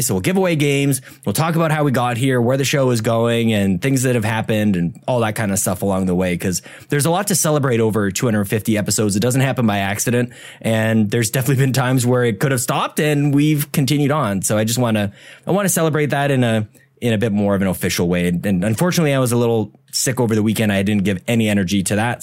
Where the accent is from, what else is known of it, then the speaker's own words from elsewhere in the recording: Canada; we're all Canadian here